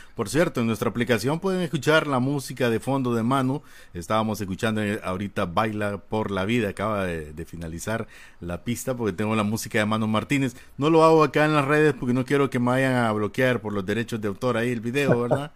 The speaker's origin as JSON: {"language": "Spanish", "country": "Honduras", "said": "así somos malos catrachos"}